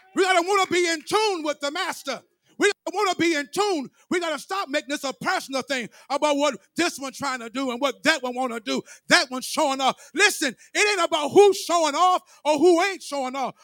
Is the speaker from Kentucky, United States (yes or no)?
no; Memphis, Tennessee, United States; When I was growing up in Memphis, Tennessee